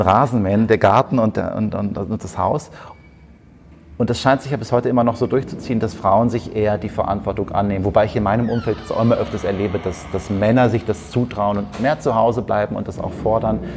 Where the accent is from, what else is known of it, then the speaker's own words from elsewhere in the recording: North Rhine-Westphalia, Germany; wie man bei uns in Westfalen sagt.